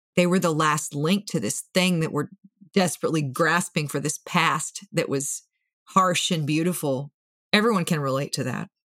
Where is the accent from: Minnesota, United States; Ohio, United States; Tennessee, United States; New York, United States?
Minnesota, United States; Moorhead; I grew up in Moorhead, which is just across the Red River from Fargo